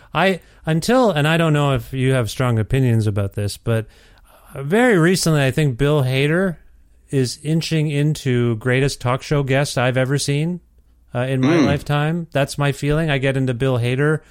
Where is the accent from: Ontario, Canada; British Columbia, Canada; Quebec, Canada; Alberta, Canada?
Ontario, Canada; Kitchener; I was born in Kitchener, Ontario